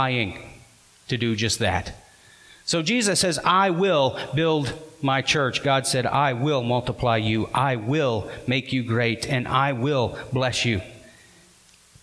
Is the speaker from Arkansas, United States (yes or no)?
yes; Arkansas, United States; we're from Arkansas